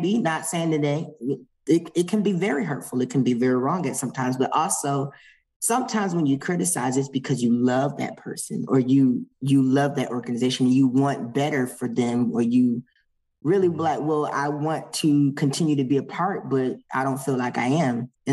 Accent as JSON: {"language": "English", "country": "United States", "said": "I'm American"}